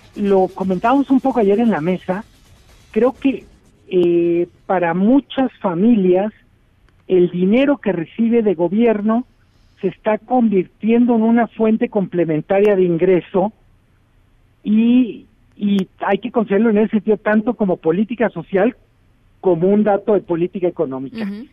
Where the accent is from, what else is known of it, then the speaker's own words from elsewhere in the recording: Mexico; Somos 130 millones de personas